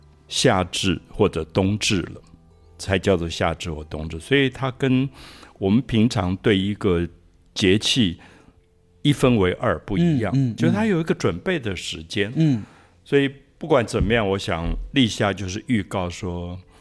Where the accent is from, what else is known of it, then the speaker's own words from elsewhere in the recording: Taiwan; also born or lived in France; 我自己觉得跟我在岛屿长大有关